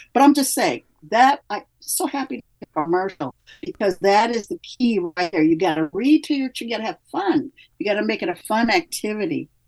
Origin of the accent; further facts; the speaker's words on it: Midwest, United States; now in California, United States; I come from the Midwest. We have a very strong work ethic there.